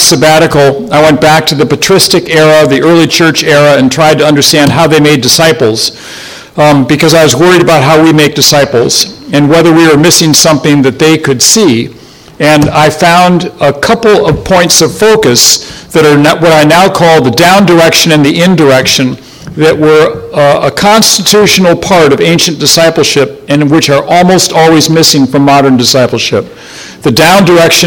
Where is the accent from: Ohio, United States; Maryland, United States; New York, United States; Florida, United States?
Ohio, United States; moved away; where I grew up over in Ohio